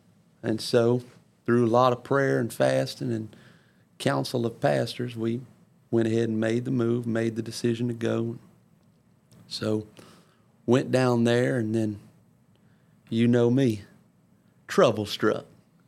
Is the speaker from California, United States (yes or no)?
no; Ponchatoula, Louisiana, United States; Brother Barfield, you probably don't remember me, but I'm from Ponchatoula, Brother Stone's church.